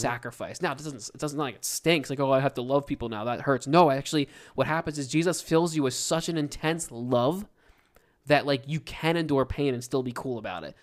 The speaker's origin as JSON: {"language": "English", "country": "United States", "said": "We're from the United States"}